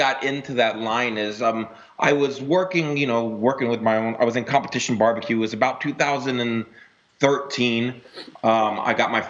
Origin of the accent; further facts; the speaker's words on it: Mississippi, United States; also born or lived in Memphis, Tennessee / Florida / Georgia; now in Arizona, United States; I was born in the South in Memphis, Tennessee. And then I was raised mostly in like Mississippi, Florida, Georgia. So I knew barbecue. I knew what it was around me growing up. But I really never got into barbecue until I worked for a bank here in Arizona.